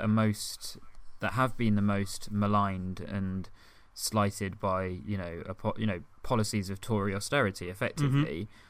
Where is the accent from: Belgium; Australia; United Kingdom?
United Kingdom; You felt so proud of being British, and even myself as an ethnic minority, I felt incredibly proud of being British.